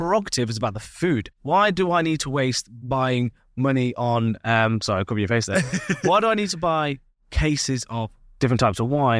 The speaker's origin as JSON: {"language": "English", "country": "United Kingdom", "said": "Being British, we like to have a drink with our food."}